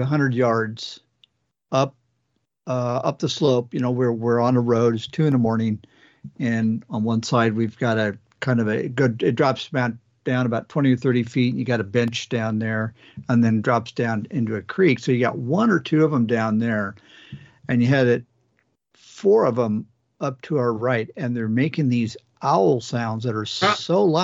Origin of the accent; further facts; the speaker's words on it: Pacific Northwest, United States; we're all from the Pacific Northwest